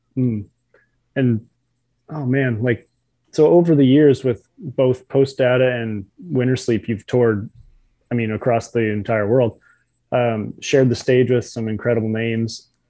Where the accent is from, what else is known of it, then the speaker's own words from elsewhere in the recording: New Brunswick, Canada; I'm from New Brunswick